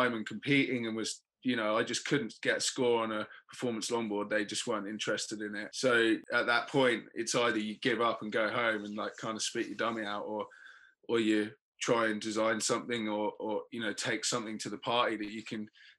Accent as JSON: {"language": "English", "region": "England", "country": "United Kingdom", "said": "being the English guy"}